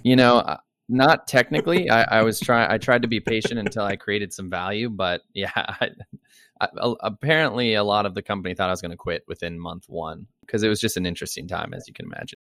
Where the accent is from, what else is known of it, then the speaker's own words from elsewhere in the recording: Dayton, Ohio, United States; moved away as an adult; also born or lived in Colorado; now in New York City, United States; I grew up in Dayton, Ohio. that was pretty much most of my childhood, young adult life.